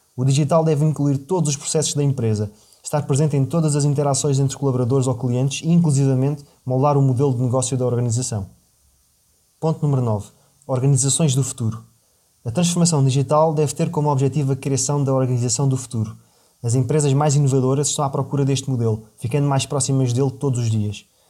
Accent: Portugal; cresci em Portugal no seio de uma família modesta e de classe média

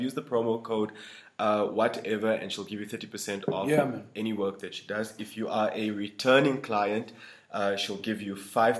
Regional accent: North West, South Africa; I'm a Limpopo boy. {S1} Okay. {S0} Even worse than that, like, I'm from the Northwest, bro.

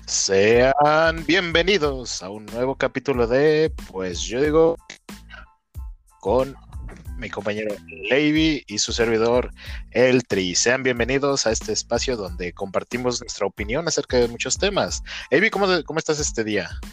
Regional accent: Mexico; somos mexicanos

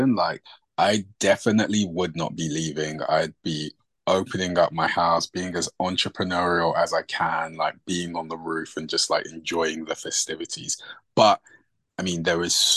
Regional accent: England, United Kingdom; moved away as an adult; also born or lived in London; now in Los Angeles, United States; I'm Nigerian. My parents were born in Nigeria, and I was born and raised in England

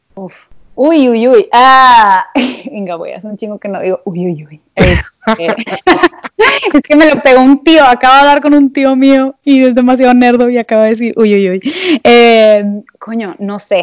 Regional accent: Monterrey, Nuevo León, Mexico; yo soy regia

